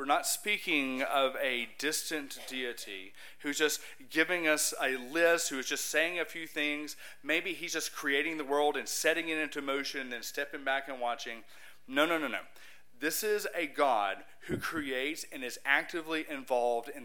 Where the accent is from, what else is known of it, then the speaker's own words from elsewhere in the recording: Huntsville, Alabama, United States; I'm from Huntsville, Alabama.